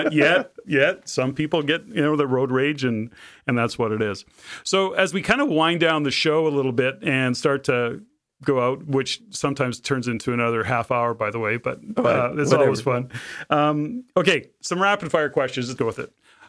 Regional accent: Canada; living in the Lower Mainland / Fraser Valley and the rain, and we're Canadian, so we complain about weather

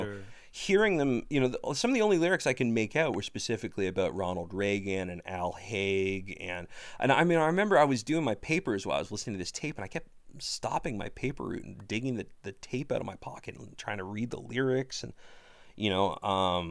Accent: Ottawa, Ontario, Canada; I grew up near Tunney's Pasture in Ottawa

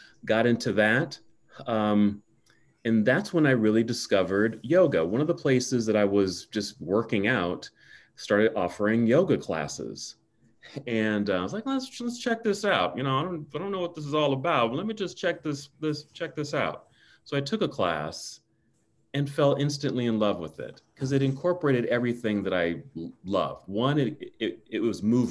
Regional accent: Oakland, California, United States; moved away as an adult; also born or lived in Palo Alto, California; now in Salt Lake City, United States; because I'm from Oakland, California, did my schooling in the South Bay in Palo Alto

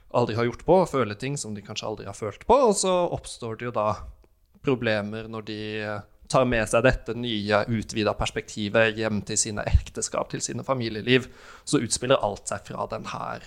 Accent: Norway; jeg er norsk

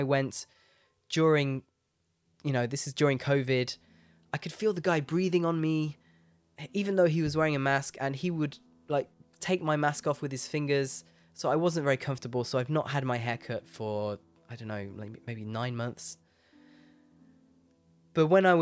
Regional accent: Leicester, East Midlands, United Kingdom; moved away; I was born in Leicester, in England. That's my hometown.

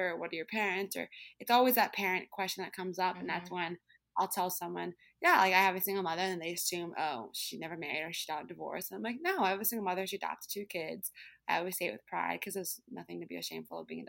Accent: Brooklyn, New York, United States; I grew up in New York City, which I've, I've loved living in the city like my whole life, as in I'm from Brooklyn.

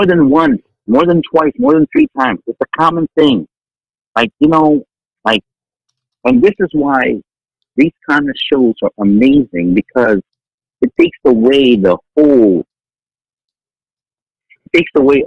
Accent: Vallejo, California, United States; also born or lived in Philippines; now in Hawaii, United States; I grew up in Vallejo, California. I remember in middle school, it was a Filipino and black rumble every damn year

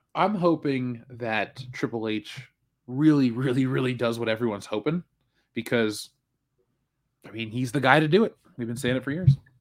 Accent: Buffalo, New York, United States; I'm from Buffalo.

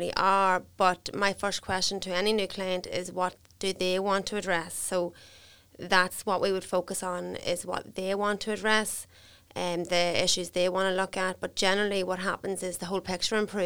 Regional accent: Crossmaglen, Northern Ireland, United Kingdom; I'm from Cross McGlen in County Armagh

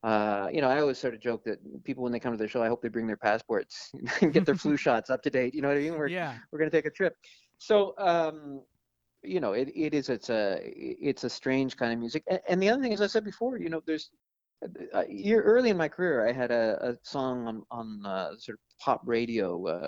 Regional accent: Toronto, Ontario, Canada; I mean, I have to admit, when I was a kid in the 70s growing up in Toronto, it was a bit boring.

